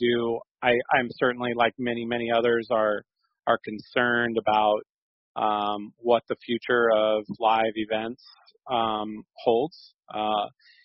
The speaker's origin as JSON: {"language": "English", "town": "Sacramento", "region": "California", "country": "United States", "tie": "born or raised there", "said": "I grew up in Sleep Train, going to it, you know, going to the games as a kid, going to Arco 1 before that."}